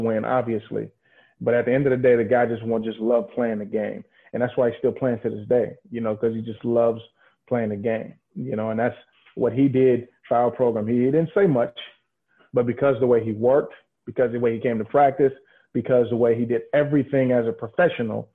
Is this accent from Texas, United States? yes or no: no; San Francisco, California, United States; I'm from San Francisco.